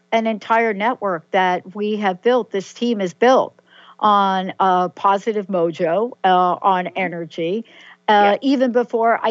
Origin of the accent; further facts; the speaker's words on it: New York, United States; I'm a girl from New York